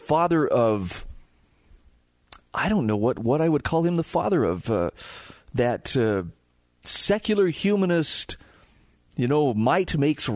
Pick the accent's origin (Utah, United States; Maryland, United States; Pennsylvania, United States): Utah, United States; my home state of Utah